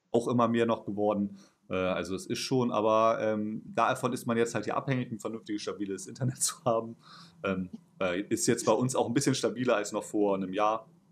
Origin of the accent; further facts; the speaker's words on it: Hamburg, Germany; also born or lived in Dortmund; Also ich bin ja auch jetzt Großstadtmensch, aufgewachsen hier in Hamburg und äh, fast nie weggegangen.